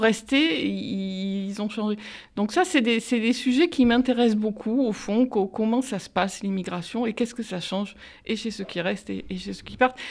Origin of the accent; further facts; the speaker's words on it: Marseille, Provence-Alpes-Côte d'Azur, France; je suis d'origine italienne, j'ai grandi à Marseille, dans les quartiers nord